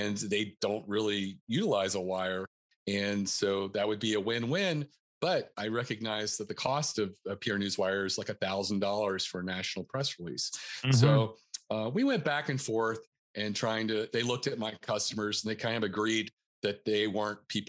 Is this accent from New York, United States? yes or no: no; North Carolina, United States; moved away as an adult; also born or lived in Northern Virginia; now in Baltimore County, Maryland, United States; I'm originally from North Carolina